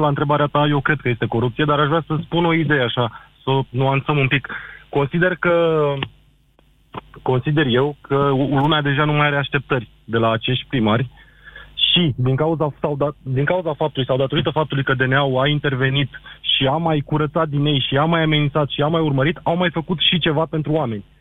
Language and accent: Romanian; Craiova, Dolj, Romania; Eu sunt craiovean